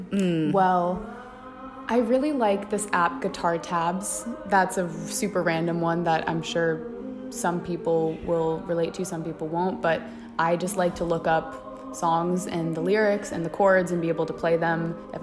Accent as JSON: {"language": "English", "area": "Orange County", "region": "California", "country": "United States", "moved": "yes", "lives_now": "Boston, United States", "said": "I'm from Orange County, California, and I've been a dancer with Boston Ballet for the past 4 years."}